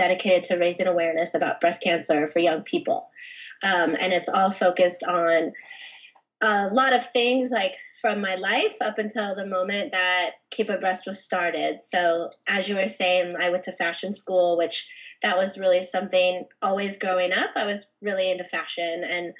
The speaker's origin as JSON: {"language": "English", "town": "San Diego", "region": "California", "country": "United States", "tie": "born or raised there", "also_born_or_lived": "Anaheim, California / Del Mar, California / Encinitas, California / Solana Beach, California", "lives_now": "Los Angeles, United States", "said": "I lived in Anaheim until I was like 10, and then I moved to San Diego to Scripps Ranch, and I went to Mira Mesa High School"}